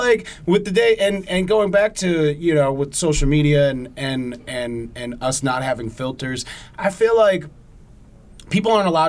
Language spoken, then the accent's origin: English; United States; as an American, I'm scared to death